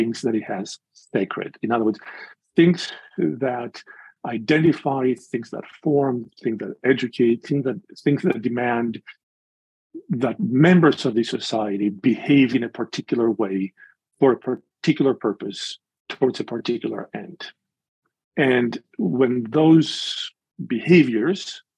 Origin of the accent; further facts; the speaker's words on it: Greece; moved away as an adult; now in Chicago, United States; I was born and raised in Greece, in the evangelical community in Greece, and have been in Chicago now for 37 winters